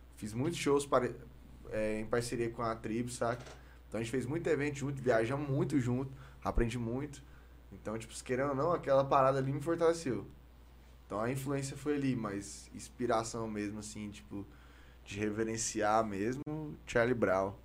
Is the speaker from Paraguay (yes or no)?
no; Palmeiras de Goiás, Goiás, Brazil; accent: Goiás; also born or lived in Goiânia; sou de Goiânia, nasci em Goiânia, mas aí eu mudei pra Palmeiras.